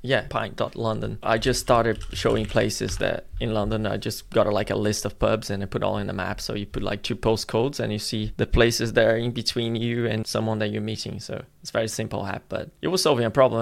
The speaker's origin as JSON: {"language": "English", "town": "Florianópolis", "region": "Santa Catarina", "country": "Brazil", "tie": "born or raised there", "moved": "yes", "said": "my hometown, Florianopolis in Brazil"}